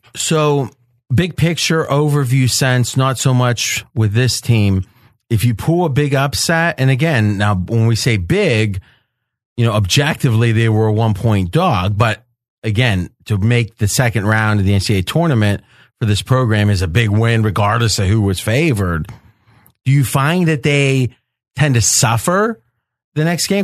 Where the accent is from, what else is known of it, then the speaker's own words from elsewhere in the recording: Ohio, United States; I grew up in Ohio, but Wheeling was right across the river